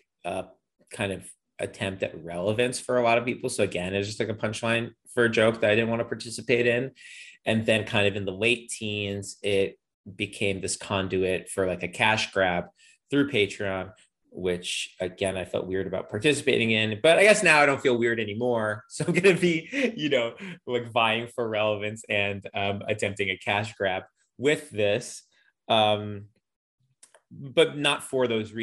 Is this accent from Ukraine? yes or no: yes; Ukraine; moved away; the country where I was born, Ukraine, or more technically, I guess I was born in the Ukrainian Soviet Socialist Republic